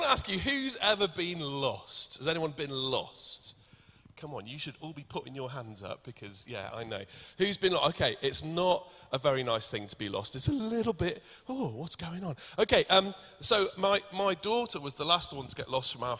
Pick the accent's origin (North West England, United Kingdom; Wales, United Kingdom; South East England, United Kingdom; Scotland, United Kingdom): Wales, United Kingdom; accent: Welsh; I'm Welsh, and the more nervous I get, the more my accent comes out